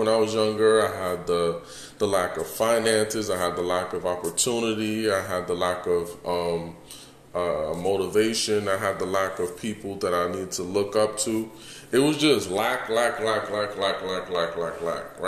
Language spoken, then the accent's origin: English; New York City, New York, United States; also born or lived in Houston; now in Las Vegas, United States; Born and raised in Bronx, New York